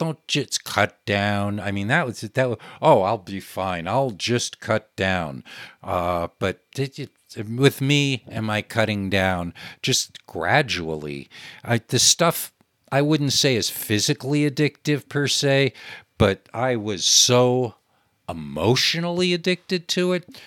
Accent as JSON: {"language": "English", "region": "New York", "country": "United States", "tie": "born or raised there", "said": "I grew up in New York, where the television was"}